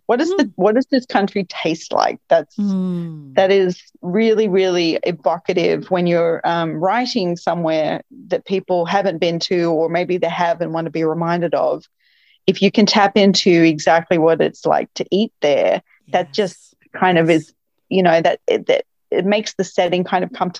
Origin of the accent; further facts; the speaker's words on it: Melbourne, Victoria, Australia; I'm from Melbourne, and, I am a big fan of food